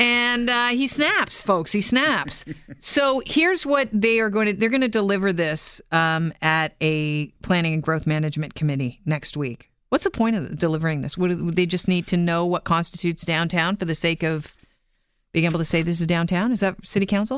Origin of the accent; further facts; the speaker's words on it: Toronto, Ontario, Canada; I'm a West End girl